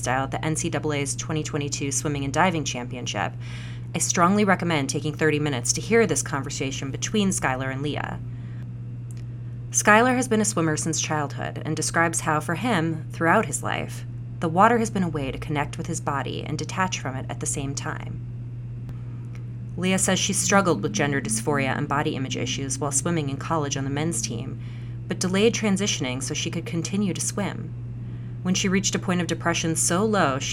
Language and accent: English; Missouri, United States; Missouri, the place I consider my home state